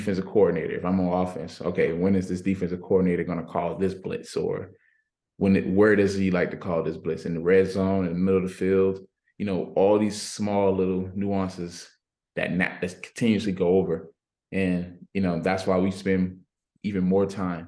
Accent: Miami, Florida, United States; moved away; I'm from Miami, so I was able to go against guys almost every every week in high school football

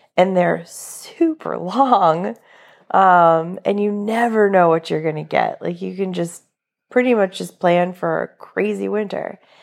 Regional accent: New England, United States; now in Florida, United States; I'm originally from New England, not from Florida

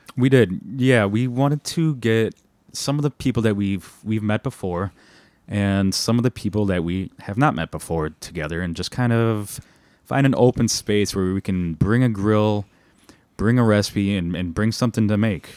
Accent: Milwaukee, Wisconsin, United States; being born and raised in Milwaukee, Wisconsin, both of us

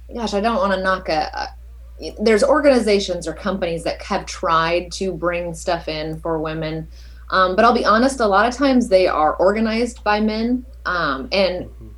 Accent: Southern California, United States; also born or lived in East Coast; born and raised in Southern California

